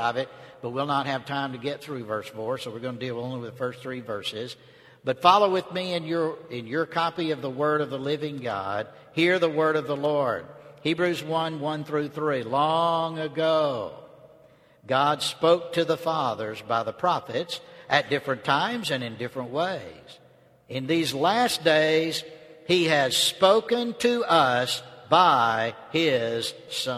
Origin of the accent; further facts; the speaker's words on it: North Georgia, United States; moved away as an adult; now in Texas, United States; I'm not originally from Texas. I'm a Georgia boy. I don't know if you could tell that or not. I was born and raised in North Georgia, but I moved to Texas when I was 18 to go to college, and I've stayed out there